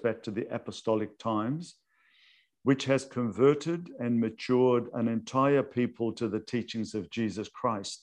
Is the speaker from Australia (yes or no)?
yes; Sydney, New South Wales, Australia; also born or lived in Lebanon; now in Melbourne, Australia; Although I was born in Lebanon and we migrated, I was a young child, to Sydney